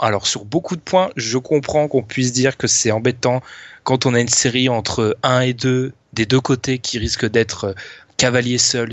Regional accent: France; c'est malheureux qu'on est français

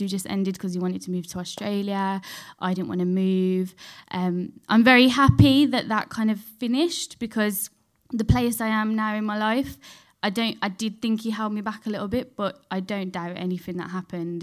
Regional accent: Dudley, West Midlands, United Kingdom; I grew up in Dudley, so, like, near Birmingham.

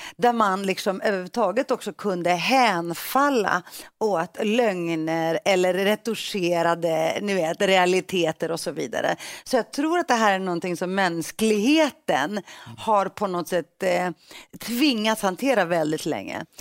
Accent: Stockholm, Stockholm County, Sweden; also born or lived in Greece; Jag växte upp i Rinkeby, så det tog många år innan jag fick svenska kompisar.

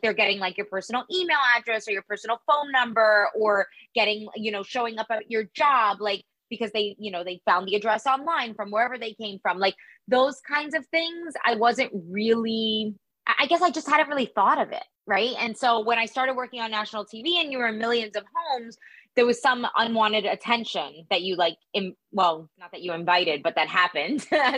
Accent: Miami, Florida, United States; I'm from Miami

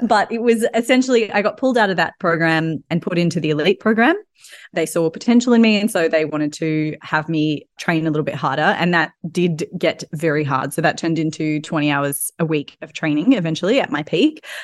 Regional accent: Australia; now in London, United Kingdom; I'm obviously Australian

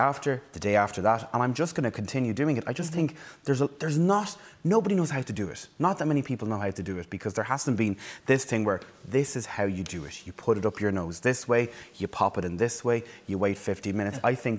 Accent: Navan, Leinster, Ireland; Oh, but I know. I'm from Navan.

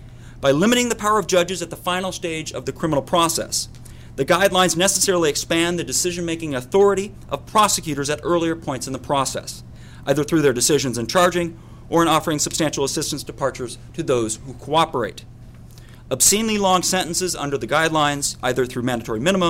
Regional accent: Utah, United States; my home state of Utah

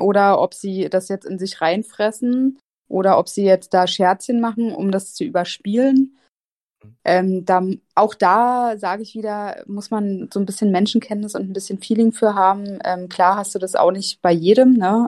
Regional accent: Berlin, Germany; moved away as an adult; also born or lived in Mainz; komme ich ja ursprünglich aus Berlin und habe dann in Mainz angefangen zu studieren

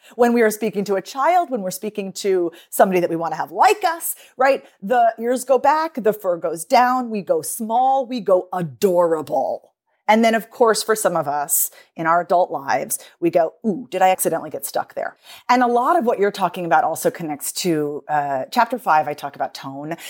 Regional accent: United States; me as an American

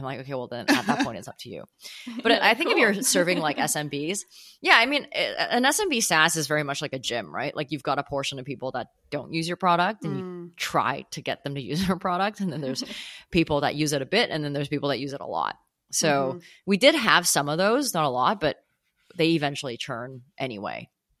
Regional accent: Canada; also born or lived in United States / Hong Kong; now in New York, United States; Born in the US, grew up in Hong Kong and Canada, and then moved to New York some years ago. So kind of everywhere. But home is like, I would consider Canada home.

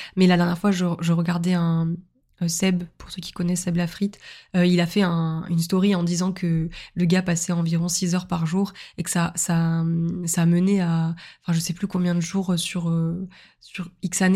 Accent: Montpellier, Occitania, France; moved away as an adult; now in Lille, France; ma ville natale qui est Montpellier

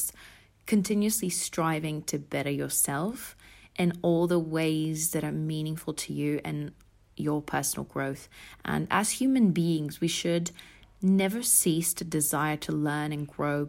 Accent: Switzerland; now in London, United Kingdom; I grew up in Switzerland before moving to London, where I now live and work as a full-time buyer.

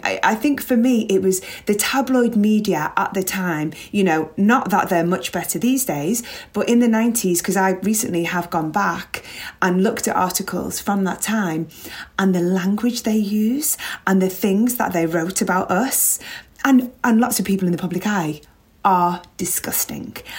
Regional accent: Liverpool, North West England, United Kingdom; growing up in Liverpool

